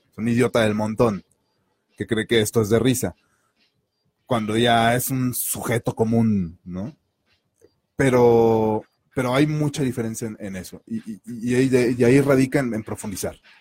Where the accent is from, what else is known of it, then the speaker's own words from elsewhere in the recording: Mexico; ni siendo mexicanos.